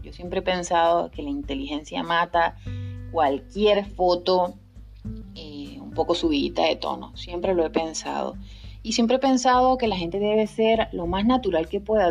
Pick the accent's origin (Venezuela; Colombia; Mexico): Venezuela; Guárico; now in Spain; yo soy de Guárico, soy muy criolla y eso no lo pierdo